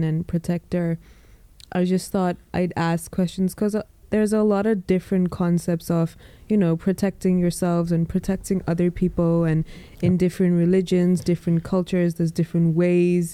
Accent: Malawi; moved away as an adult; also born or lived in Leicester, United Kingdom / Dubai, United Arab Emirates; So I was born in Leicester, and then I lived most of my life in Malawi, Africa. And then I went to Dubai for university.

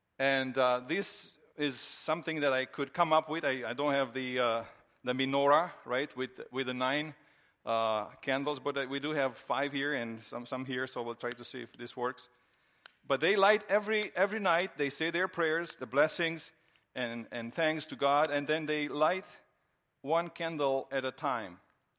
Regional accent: Romania; now in United States; One of the surprises that I had when I came from Romania years ago to the United States was Christmas time, and especially to see the Christmas decorations.

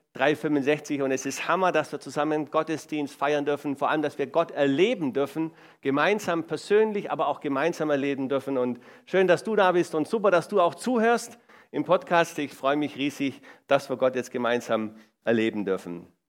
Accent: Swabia, Baden-Württemberg, Germany; ich komme aus dem Schwaberländle

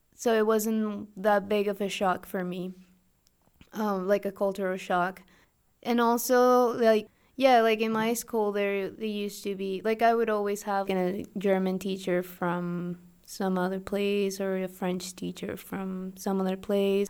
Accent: Mexico; English is a second language; also born or lived in Toronto

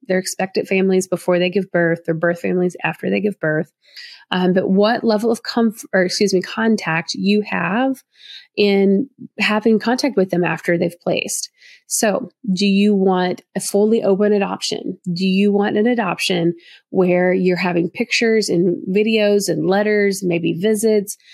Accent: the South, Southern United States, United States; accent: Southern; my Southern accent in me.

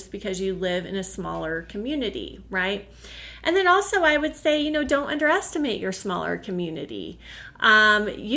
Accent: Oklahoma, United States; also born or lived in Connecticut; eventually we did leave Connecticut and move back to my home state, which was Oklahoma.

